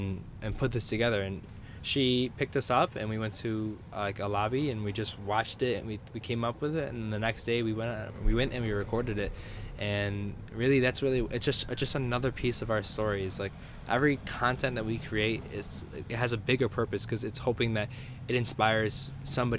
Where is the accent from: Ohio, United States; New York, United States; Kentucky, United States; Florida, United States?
New York, United States; New York